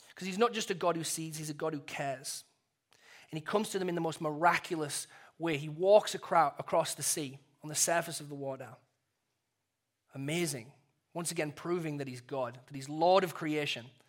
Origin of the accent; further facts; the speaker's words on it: England, United Kingdom; When I first became a Christian, uh, in growing up in England